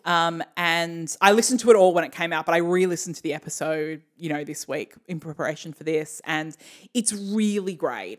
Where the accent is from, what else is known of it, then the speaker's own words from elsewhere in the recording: Australia; we're Australian